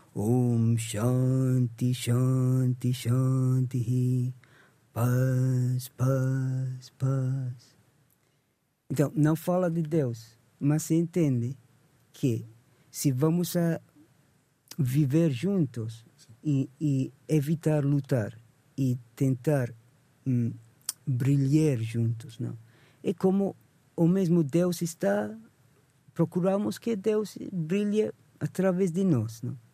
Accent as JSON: {"language": "Portuguese", "region": "England", "country": "United Kingdom", "tie": "born or raised there", "second_language": "Portuguese", "moved": "yes", "lives_now": "Portugal", "said": "nasci em Inglaterra, então comecei com a música ocidental desde com 16 anos tocava em bandas"}